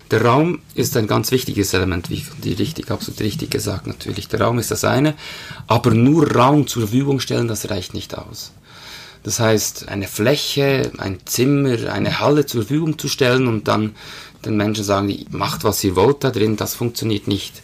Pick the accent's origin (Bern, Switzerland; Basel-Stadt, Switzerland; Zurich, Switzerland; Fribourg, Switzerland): Bern, Switzerland; Aufgewachsen in Bern, lebe mit meiner Familie